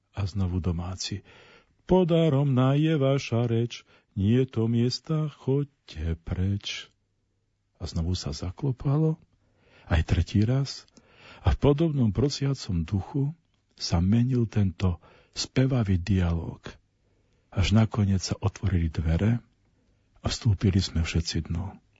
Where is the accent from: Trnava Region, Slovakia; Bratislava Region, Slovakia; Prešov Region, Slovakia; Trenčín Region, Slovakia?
Prešov Region, Slovakia; Nižný Slavkov; v mojej rodnej dedinke na pomedzi Šariša a Spíša v Nižnom Slavkove